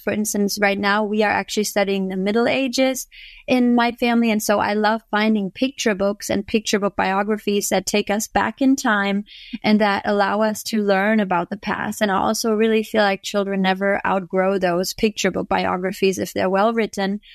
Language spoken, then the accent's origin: English; Germany; moved away as an adult; now in Florida, United States; I was actually born and raised in Germany, and me and my family just moved over to Florida two years ago